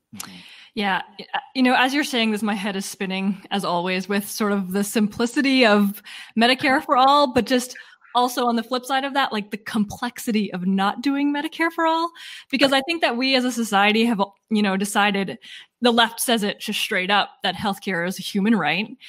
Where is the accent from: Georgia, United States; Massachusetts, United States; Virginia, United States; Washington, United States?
Massachusetts, United States; we're from Massachusetts